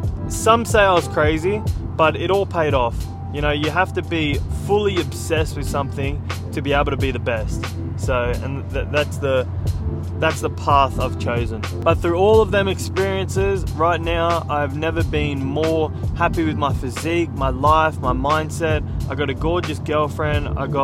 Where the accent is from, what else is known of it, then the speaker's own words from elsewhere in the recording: California, United States; Myself, I grew up on the Central Coast, and not many people get real famous out of the Central Coast.